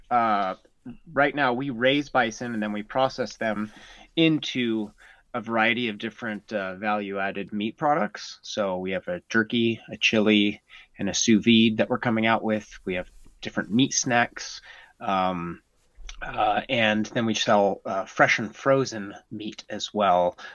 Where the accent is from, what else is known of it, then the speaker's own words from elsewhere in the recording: Norway; also born or lived in United States; I my dad was in the military, and so I grew up mostly in Norway uh, but when I was really young, we moved all over the United States